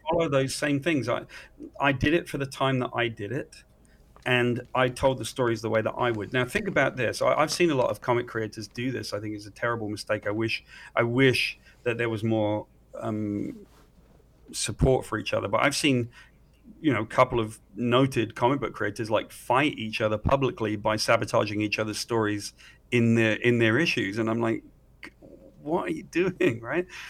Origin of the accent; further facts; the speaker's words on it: United Kingdom; I'm a Brit